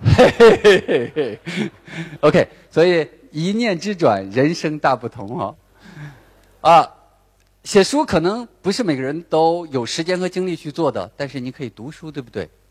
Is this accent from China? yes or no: yes; Northeast China, China; accent: Northeastern Mandarin; 我说的是标准的东北普通话。那我想不用介绍，大家从我彪悍的体型也看出来了，我是东北人